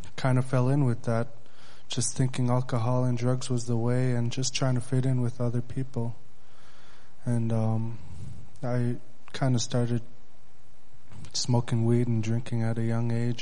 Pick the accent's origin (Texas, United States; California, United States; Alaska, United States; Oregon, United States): Alaska, United States; Bethel; I'm from Bethel, Alaska.